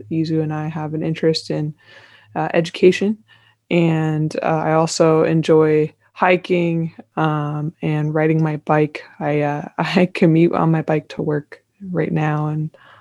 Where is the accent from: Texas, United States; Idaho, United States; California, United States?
California, United States; moved away as an adult; also born or lived in St. Louis, Missouri / Chicago, Illinois / Rochester, Minnesota / Boston, Massachusetts; I'm from California, or was raised there most of my life